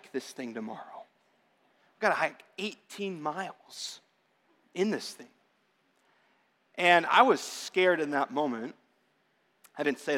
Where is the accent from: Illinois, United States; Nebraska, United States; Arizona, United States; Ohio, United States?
Arizona, United States; I'm born and raised in Arizona.